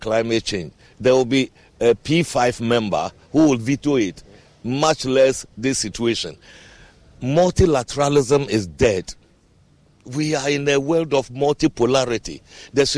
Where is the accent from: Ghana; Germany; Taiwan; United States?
Ghana; I am a Ghanaian myself